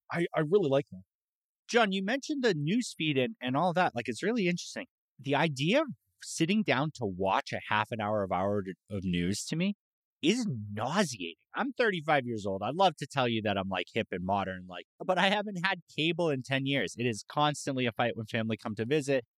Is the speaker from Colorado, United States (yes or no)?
no; Massachusetts, United States; now in San Antonio, United States; I grew up in Massachusetts